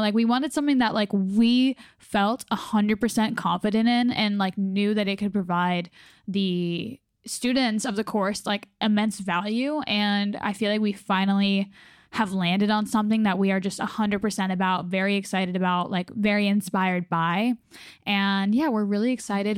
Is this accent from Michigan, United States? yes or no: no; North Carolina, United States; my home state